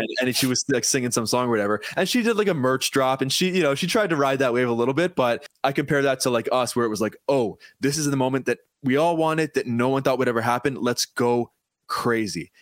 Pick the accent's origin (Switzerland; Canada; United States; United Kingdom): Canada; Paris, Ontario; I'm from actually from Paris, Ontario